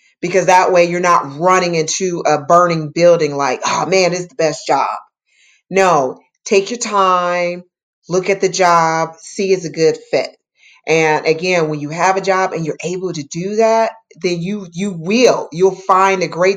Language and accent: English; Detroit, Michigan, United States; I grew up in Detroit, and I was in a neighborhood that had two gangs in it